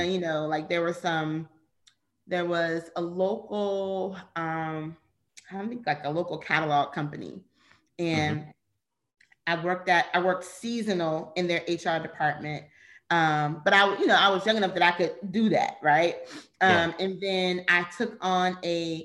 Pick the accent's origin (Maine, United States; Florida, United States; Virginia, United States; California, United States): Virginia, United States; moved away as an adult; also born or lived in Charlotte, North Carolina; I was born and raised in Virginia